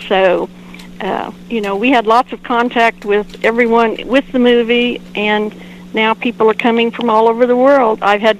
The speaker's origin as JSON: {"language": "English", "town": "Wakita", "region": "Oklahoma", "country": "United States", "tie": "born or raised there", "said": "I've lived here off and on all my life"}